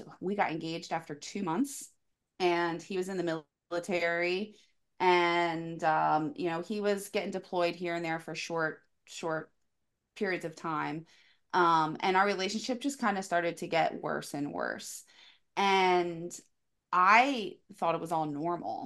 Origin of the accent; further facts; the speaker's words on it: Delaware, United States; I'm from Delaware.